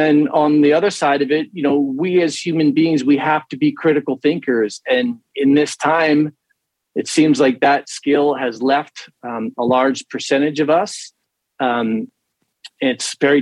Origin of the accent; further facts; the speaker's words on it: Morristown, New Jersey, United States; moved away as an adult; now in California, United States; A town called Morristown, northern central New Jersey